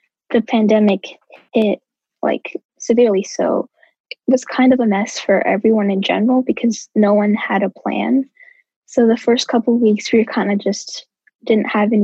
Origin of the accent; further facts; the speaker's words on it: St. Paul, Minnesota, United States; I am from St. Paul